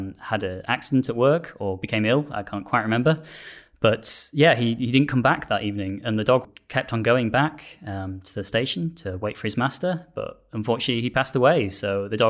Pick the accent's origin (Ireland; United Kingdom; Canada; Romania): United Kingdom; Yorkshire and the Humber; moved away as an adult; now in South of England; I am originally from Yorkshire